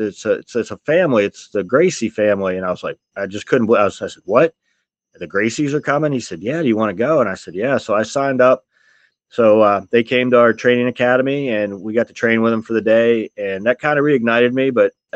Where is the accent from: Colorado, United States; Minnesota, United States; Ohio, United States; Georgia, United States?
Ohio, United States; Steubenville; also born or lived in Columbus, Ohio; I was born in Steubenville, Ohio